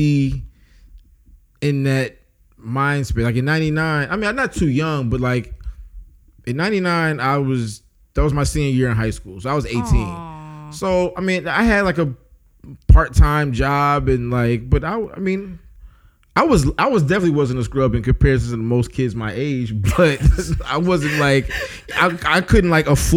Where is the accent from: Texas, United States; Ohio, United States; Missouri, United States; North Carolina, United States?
Missouri, United States; St. Louis; growing up in St. Louis in like elementary school and middle school